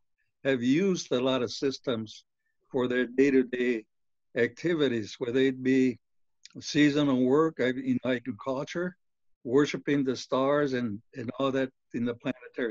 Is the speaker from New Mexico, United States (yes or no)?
yes; Zuni, New Mexico, United States; I belong to many orders within the Zuni tribe